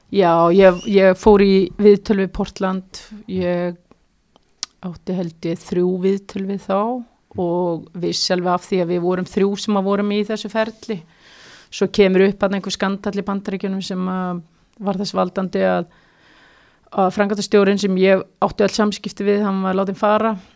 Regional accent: Iceland; moved away as an adult; now in Kristianstad, Sweden; sem bara Íslendingur

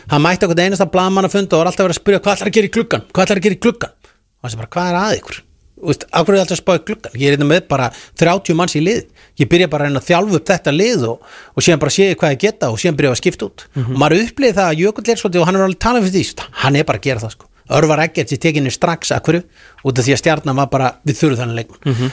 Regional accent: Garðabær, Capital Region, Iceland; ég er alltaf garbaðingu

